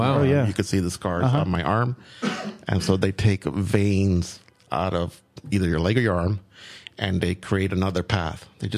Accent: New York City, New York, United States; I'm not there anymore, but I grew up in the Bronx

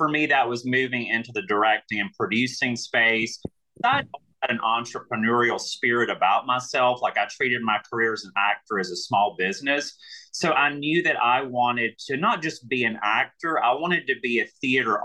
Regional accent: Alabama, United States; accent: Southern; moved away as an adult; also born or lived in New York / Atlanta; I'm from Alabama.

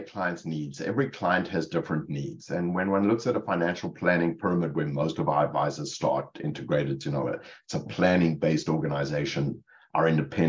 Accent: Cape Town, Western Cape, South Africa; moved away as an adult; now in Rutherford, United States; It's Cape Town, South Africa. I grew up in Cape Town.

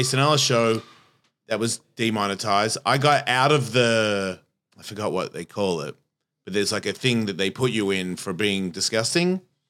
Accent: Australia; But I think there's like a same as my accent. I've been here for 33 years. Why do I sound like this? I'm not Australian anymore.

